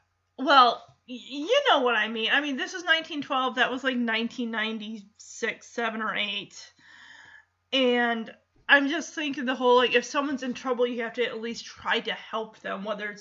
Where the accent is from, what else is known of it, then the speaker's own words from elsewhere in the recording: Chippewa Falls, Wisconsin, United States; Look, I grew up in Chippewa Falls, Wisconsin, and I'm telling you, they have some of the coldest winters around there.